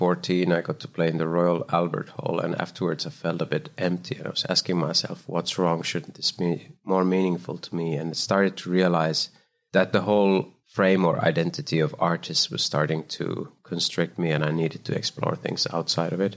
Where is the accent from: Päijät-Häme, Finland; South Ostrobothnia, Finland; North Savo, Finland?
North Savo, Finland; Kuopio; moved away as an adult; also born or lived in Helsinki, Finland / Copenhagen, Denmark / Germany; now in United States; I was born in Finland in the middle, a place called Kuopio. Then I lived in Helsinki. And when I was 20, I moved to Copenhagen